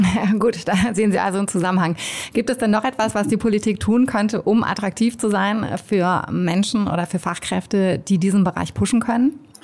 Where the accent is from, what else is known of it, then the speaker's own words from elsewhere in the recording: Hamburg, Germany; Ich bin ja auch Hamburgerin